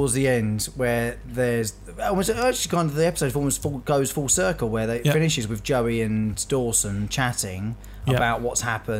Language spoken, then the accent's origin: English; United Kingdom; I'm British